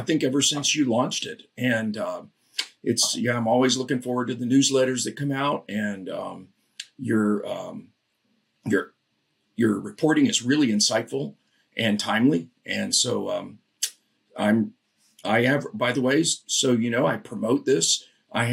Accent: Florida, United States; I grew up in Florida.

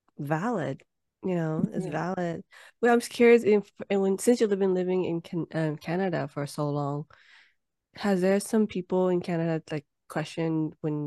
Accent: United States; I don't say I'm Vietnamese American. Even though I live in America, I just say I'm Vietnamese.

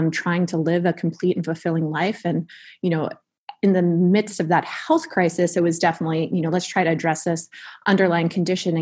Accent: California, United States; being a Californian native

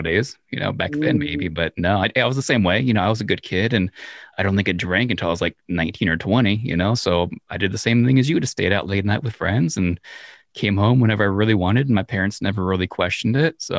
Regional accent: Reno, Nevada, United States; We grew up in Reno, Nevada as kids

